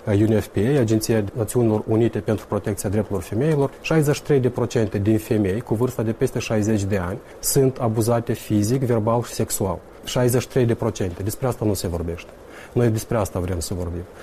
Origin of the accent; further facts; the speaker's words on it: Tiraspol, Transnistria, Moldova; Eu sunt din Tiraspol